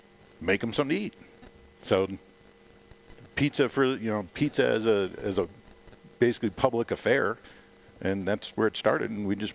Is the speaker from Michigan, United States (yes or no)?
yes; Detroit, Michigan, United States; now in Colorado, United States; I grew up in Detroit.